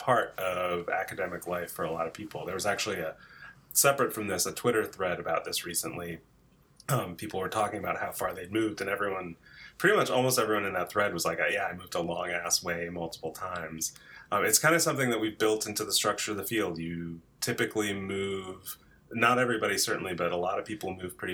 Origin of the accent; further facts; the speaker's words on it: New Jersey, United States; moved away as an adult; also born or lived in Chicago / Berkeley; I grew up in New Jersey and went to college outside of Chicago